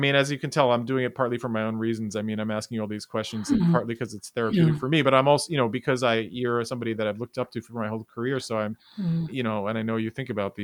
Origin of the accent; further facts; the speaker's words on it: New York City, New York, United States; I grew up in New York City